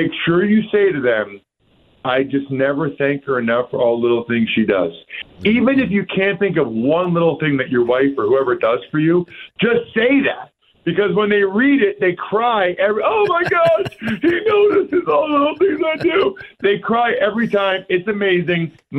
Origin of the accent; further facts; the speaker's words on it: Reading, Pennsylvania, United States; my hometown of Reading, Pennsylvania